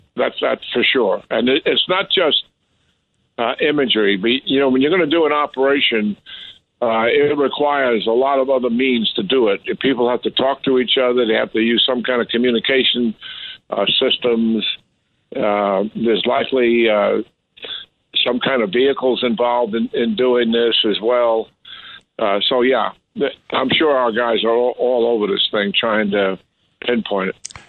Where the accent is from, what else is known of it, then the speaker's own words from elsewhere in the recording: New York, United States; I'm a born and raised in New York